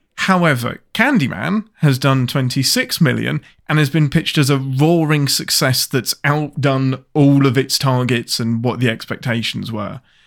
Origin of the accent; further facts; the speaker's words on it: England, United Kingdom; I'm your Englishman